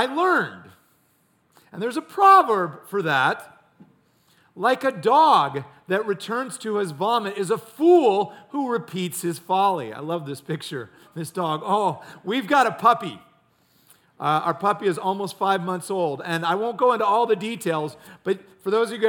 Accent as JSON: {"language": "English", "town": "Ames", "region": "Iowa", "country": "United States", "tie": "born or raised there", "said": "I grew up in Ames, Iowa"}